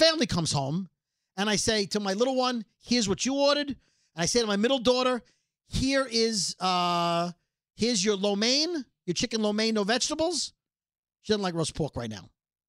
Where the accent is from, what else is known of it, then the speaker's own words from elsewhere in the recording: Brooklyn, New York, United States; I'm from Brooklyn!